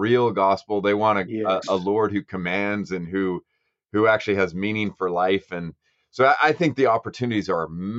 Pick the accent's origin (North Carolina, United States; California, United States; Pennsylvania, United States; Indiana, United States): California, United States; Lodi; I was born and raised in Lodi